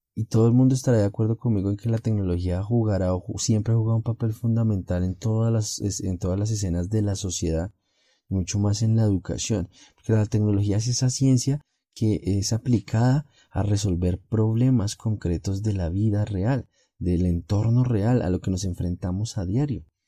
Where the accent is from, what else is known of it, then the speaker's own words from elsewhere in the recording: Colombia; en mi país Colombia